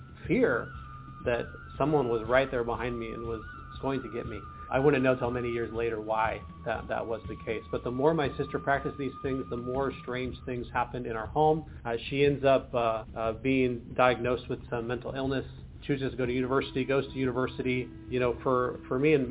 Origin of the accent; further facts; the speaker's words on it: Washington, United States; also born or lived in Portland, Oregon; I was born in Portland, Oregon, raised in Washington State in the U.S.